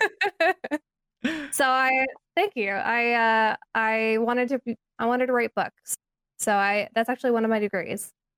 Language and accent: English; California, United States; growing up in California